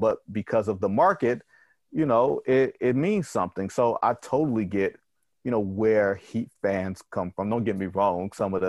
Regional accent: Detroit, Michigan, United States; I'm from Detroit

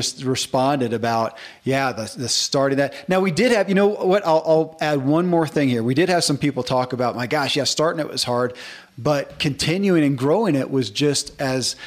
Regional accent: the South, United States; I grew up in the South, man, and half the guys at my school had a John Deere cap.

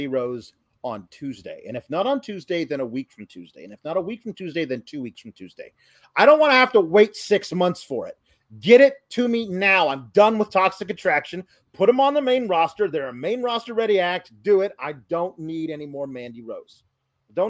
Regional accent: Houston, Texas, United States; I'm from Houston

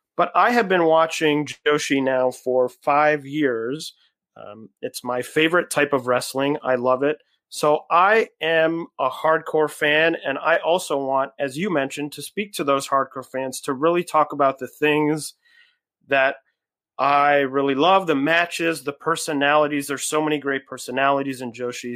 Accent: Cleveland, Ohio, United States; now in New York, United States; I'm originally from Cleveland, Ohio

